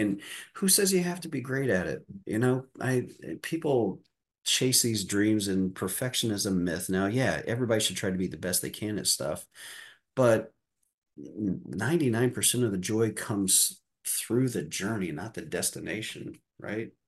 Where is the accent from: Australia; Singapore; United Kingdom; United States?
United States; Deer Creek, Indiana; I grew up in Deer Creek, Indiana, in the midst of four cornfields